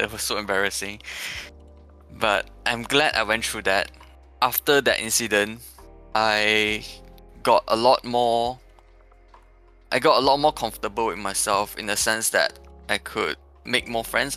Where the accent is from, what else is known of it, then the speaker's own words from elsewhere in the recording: Petaling Jaya, Selangor, Malaysia; I come from PJ.